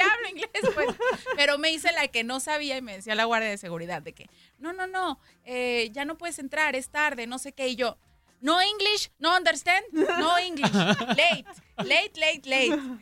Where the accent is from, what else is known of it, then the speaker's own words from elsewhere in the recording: Guadalajara, Jalisco, Mexico; hablando como tapatía, pues en Jalisco